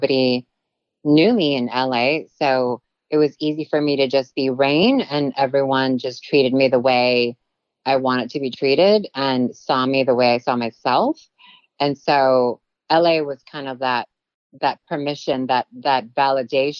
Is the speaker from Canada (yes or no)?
no; Guam; first language Tagalog; English is a second language; also born or lived in Philippines; now in Los Angeles, United States; growing up in Guam was very different than growing up in the Philippines.